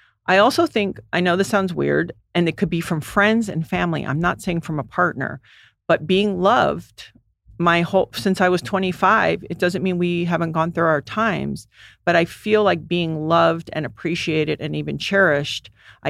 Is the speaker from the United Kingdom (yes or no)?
no; U.S. Virgin Islands; Well, I grew up in the Virgin Islands and everyone went hard.